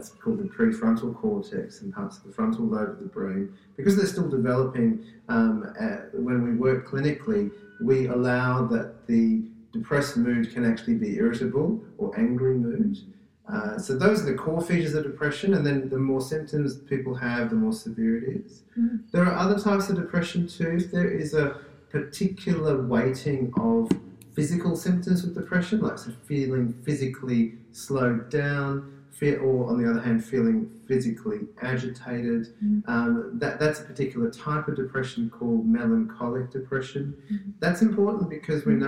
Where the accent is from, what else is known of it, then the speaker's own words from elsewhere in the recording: Australia; I'm Australian